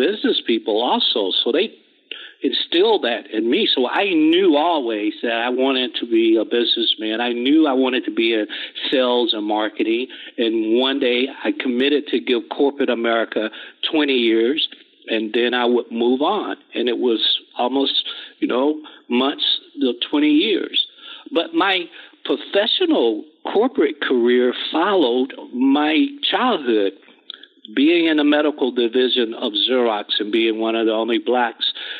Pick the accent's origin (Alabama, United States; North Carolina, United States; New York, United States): Alabama, United States; Gadsden; also born or lived in Chattanooga, Tennessee / Nashville, Tennessee; I grew up in Gadsden, Alabama